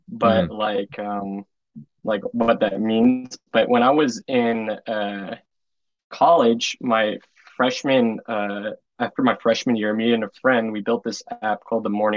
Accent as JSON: {"language": "English", "town": "West Orange", "region": "New Jersey", "country": "United States", "tie": "born or raised there", "said": "I'm from West Orange, New Jersey originally. I went to Kushner for lower, middle, and high school."}